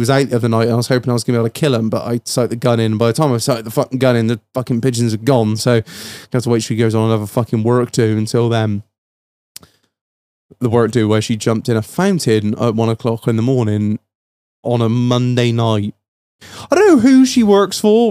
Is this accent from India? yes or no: no; the Mendips, South West England, United Kingdom; we're both born and raised on the Mendips